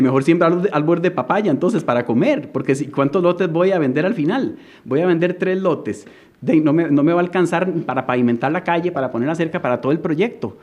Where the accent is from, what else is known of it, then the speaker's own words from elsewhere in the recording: Costa Rica; Yo soy costarricense